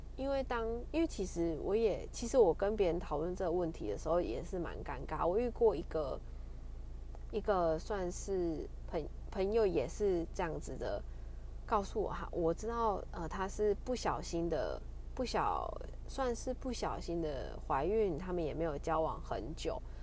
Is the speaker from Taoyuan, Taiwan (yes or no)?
no; Kaohsiung, Taiwan; moved away; 我是高雄人